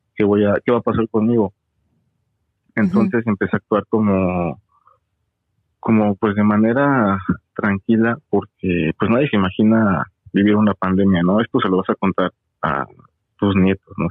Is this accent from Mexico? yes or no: yes; Mexico City, Mexico; moved away as an adult; now in Toronto, Canada; de la Ciudad de México, ahí nací, soy chilango